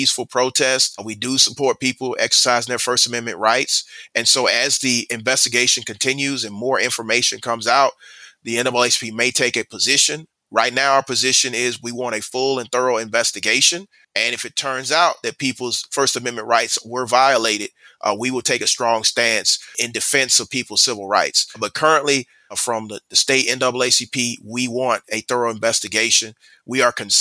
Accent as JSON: {"language": "English", "town": "Atlanta", "region": "Georgia", "country": "United States", "tie": "born or raised there", "said": "I'm born and raised in Atlanta"}